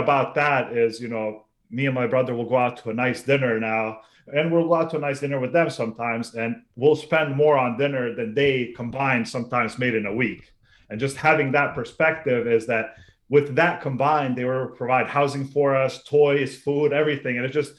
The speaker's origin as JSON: {"language": "English", "town": "Sarajevo", "region": "Federation of Bosnia and Herzegovina", "country": "Bosnia & Herzegovina", "tie": "born or raised there", "moved": "yes", "said": "So I was originally born in what was the former Yugoslavia then, back in the 80s. I was born in Sarajevo, which is now Bosnia. Yep. I'm of Bosnian Serb origin. And I lived there until 1995."}